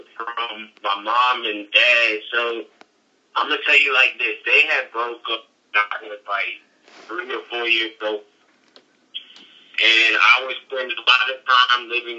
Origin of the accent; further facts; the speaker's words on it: Chesapeake Beach, Maryland, United States; growing up in Georges County, growing up in Warburg, in Chesapeake Beach